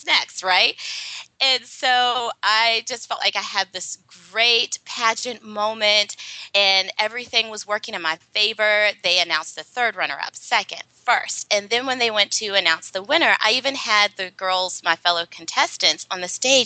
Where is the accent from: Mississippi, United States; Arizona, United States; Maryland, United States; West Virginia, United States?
West Virginia, United States; Alderson; moved away as an adult; also born or lived in New York City; I was born and raised in a small town in West Virginia, made famous by Martha Stewart, in unfortunate circumstances. She served her prison sentence in Alderson, West Virginia at the federal women's prison. And that's my hometown.